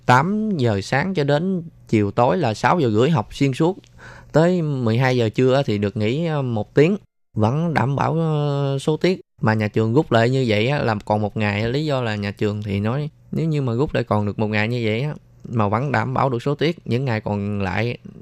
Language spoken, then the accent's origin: Vietnamese; Mekong Delta, Vietnam; moved away as an adult; now in Taiwan; mình là một người miền tây mình từ ở dưới quê lên thành phố